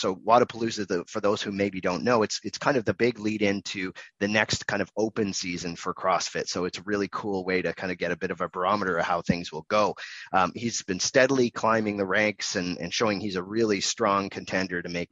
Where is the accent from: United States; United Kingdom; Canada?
Canada; I'm Canadian as well.